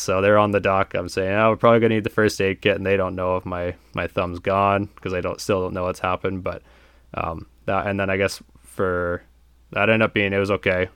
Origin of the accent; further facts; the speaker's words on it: Buffalo Pound, Saskatchewan, Canada; it all started at Buffalo Pound for me